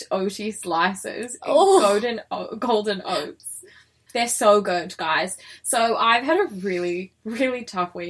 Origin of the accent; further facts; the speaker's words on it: Victoria, Australia; I'm from Victoria